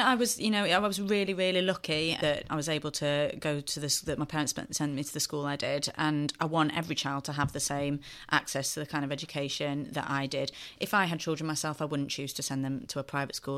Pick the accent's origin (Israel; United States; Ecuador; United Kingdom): United Kingdom; Sheffield, Yorkshire and the Humber; a very happy childhood growing up in Sheffield, and, uh, I'm so proud to represent my home city now